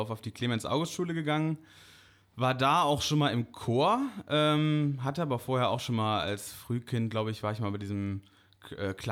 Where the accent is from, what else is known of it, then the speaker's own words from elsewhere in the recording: Bonn, North Rhine-Westphalia, Germany; äh, inzwischen 25 Jahre alt, äh, gebürtiger Bonner und ja, Posaunist von …